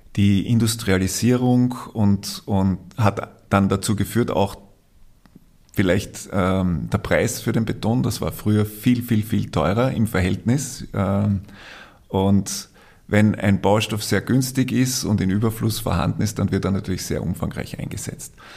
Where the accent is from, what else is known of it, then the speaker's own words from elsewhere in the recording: Austria; wir als Österreicher